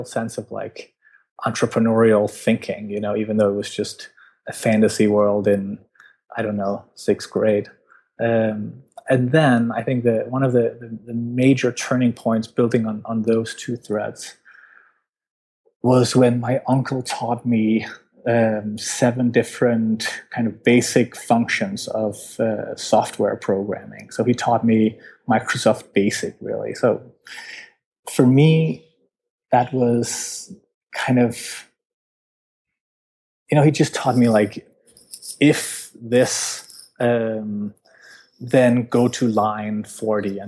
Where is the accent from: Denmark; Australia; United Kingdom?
Denmark; I'm from Denmark